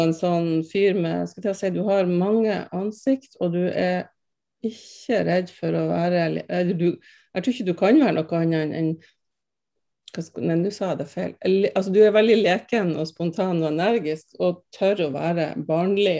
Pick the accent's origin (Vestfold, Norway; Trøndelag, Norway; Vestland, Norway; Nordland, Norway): Nordland, Norway; Andenes; Jeg er jo fra Andes